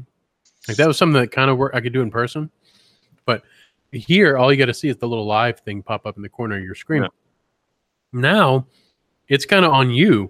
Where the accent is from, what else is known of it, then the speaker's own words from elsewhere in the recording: Louisiana, United States; I'm from Louisiana